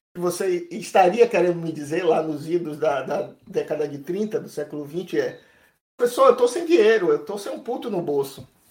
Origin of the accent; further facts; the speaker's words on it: Brazil; nós, brasileiros